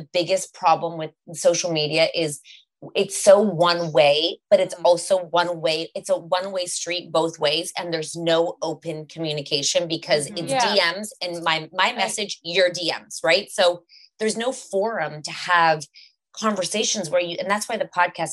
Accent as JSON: {"language": "English", "country": "Canada", "said": "we're from Canada and we're quite liberal and open here."}